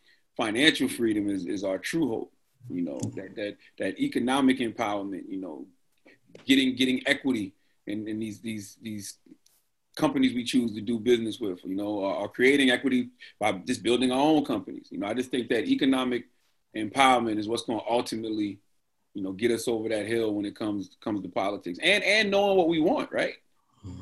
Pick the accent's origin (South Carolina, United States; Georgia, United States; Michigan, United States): South Carolina, United States; Moncks Corner; moved away; I always still feel like that little kid growing up in Moncks Corner, South Carolina.